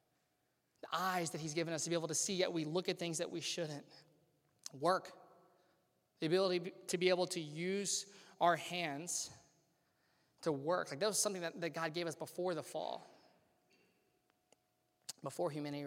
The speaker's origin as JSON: {"language": "English", "region": "Louisiana", "country": "United States", "tie": "born or raised there", "moved": "yes", "lives_now": "Cincinnati, United States", "said": "I grew up in Louisiana"}